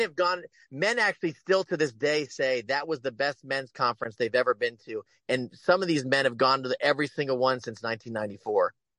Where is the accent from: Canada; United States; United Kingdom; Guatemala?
United States; Cincinnati, Ohio; my hometown of Cincinnati, where I grew up